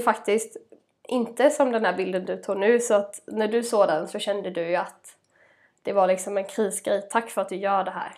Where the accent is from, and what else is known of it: Småland, Sweden; born or raised there